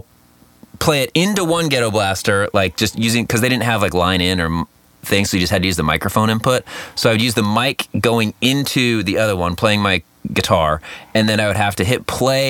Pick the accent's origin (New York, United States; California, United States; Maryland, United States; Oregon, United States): California, United States; Costa Mesa; I grew up in Costa Mesa